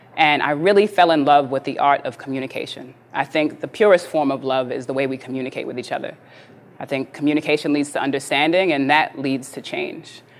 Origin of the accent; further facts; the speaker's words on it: New York City, New York, United States; I grew up in New York City, born and raised in the 80s, in the crack era.